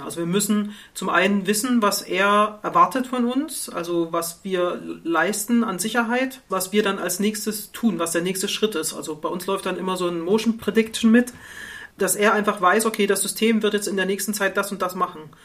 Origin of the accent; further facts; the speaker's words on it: East Germany, Germany; Ich komme ja aus der DDR